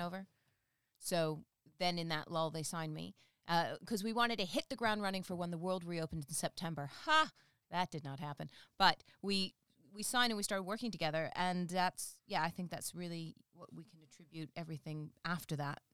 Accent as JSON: {"language": "English", "region": "England", "country": "United Kingdom", "said": "the North don't realize I'm from the South unless I tell them because of the whole accent"}